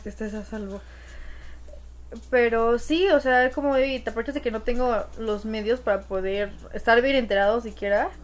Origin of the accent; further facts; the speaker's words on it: Mexico; los mexicanos somos